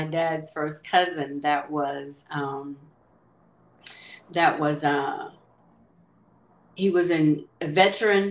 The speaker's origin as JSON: {"language": "English", "town": "Hayti", "region": "Missouri", "country": "United States", "tie": "born or raised there", "also_born_or_lived": "Caruthersville / California", "moved": "as an adult", "said": "growing up in Hayti and going to be in Hayti and Cartersville"}